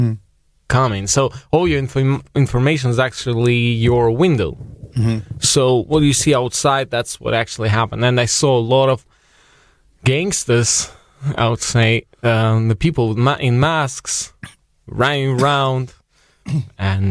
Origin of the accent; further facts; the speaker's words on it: Ust-Kamenogorsk, East Kazakhstan Region, Kazakhstan; moved away; I was in my hometown in Ust-Kamenogorsk